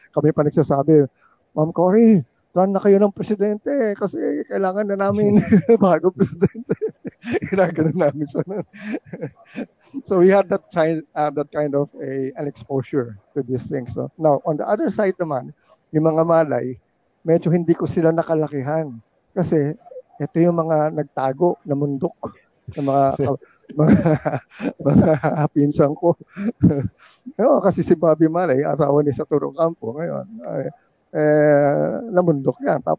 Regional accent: Manila, Metro Manila, Philippines; Kasi I grew up in Malacanang.

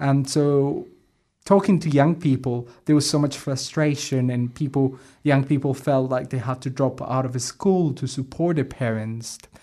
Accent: Colombia; English is a second language; now in New Zealand; I'm originally from Colombia in South America, and, uh, I've been here for around ten years now

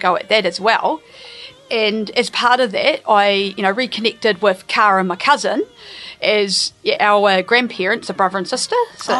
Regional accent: Murihiku, Southland, New Zealand; Nō Mirihiku aho, ko Ngāi Tahu, Ngāti Māmoe, me Waitaha, ngā iwi te taha tōku mama, ko... Ai.

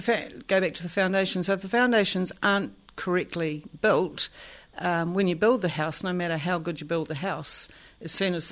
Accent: Katikati, Bay of Plenty, New Zealand; born there; also born or lived in Tauranga; oh, yeah, I was born in Katikat. Like that was my – that was the only thing I had to land on.

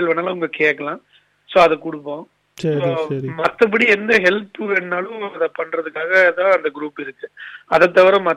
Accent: Coimbatore, Tamil Nadu, India; now in Auckland, New Zealand; நான் வந்து கோயம்புத்தூர் பூர்வீகம் தமிழ்நாட்டுல

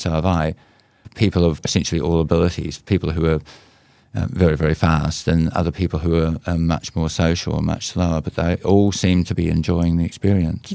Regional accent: Whanganui River area, Manawatū-Whanganui, New Zealand; My hometown river that you were cruising down a canoe on

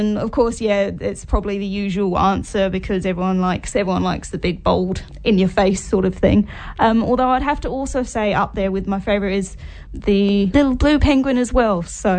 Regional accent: Waiheke Island, Auckland, New Zealand; growing up on Waiheke

